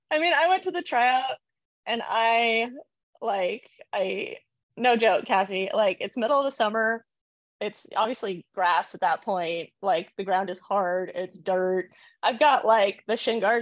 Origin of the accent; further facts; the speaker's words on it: Portland area, Oregon, United States; also born or lived in Berkeley, California; I'm from the Portland area. I'm from Oregon, and I still live in Oregon